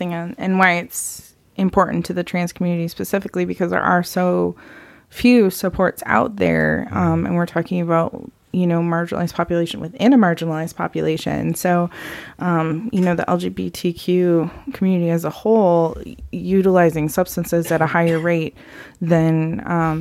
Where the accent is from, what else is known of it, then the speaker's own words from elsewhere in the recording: Midwest, Wisconsin, United States; accent: Midwest; moved away as an adult; now in Phoenix, United States; I came from the Midwest, if you couldn't already tell. By my voice, usually people are like, "Ooh, Wisconsin?"